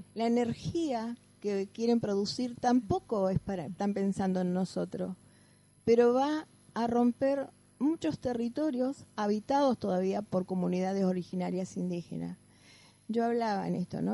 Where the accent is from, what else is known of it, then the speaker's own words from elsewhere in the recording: Caleta Olivia, Santa Cruz, Argentina; yo soy de Caleta Olivia.